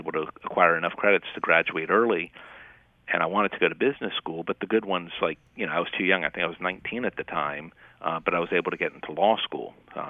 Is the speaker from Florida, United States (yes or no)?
yes; Miami, Florida, United States; moved away as an adult; also born or lived in Chapel Hill, North Carolina / Chicago, Illinois; now in Atlanta, United States; I grew up in Miami.